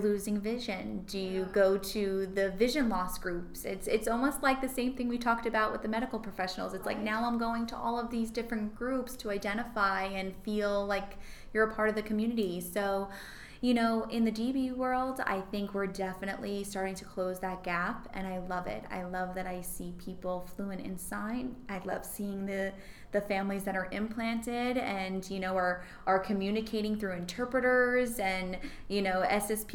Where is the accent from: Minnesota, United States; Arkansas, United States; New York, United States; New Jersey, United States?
New Jersey, United States; Old Bridge; I grew up in Cliffwood Beach, which is in the town of Old Bridge